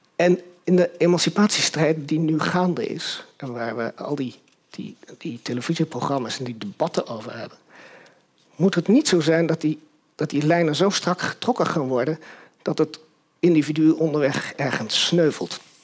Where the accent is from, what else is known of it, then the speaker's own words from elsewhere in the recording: Utrecht, Netherlands; also born or lived in Nijmegen; ik ben in Utrecht opgegroeid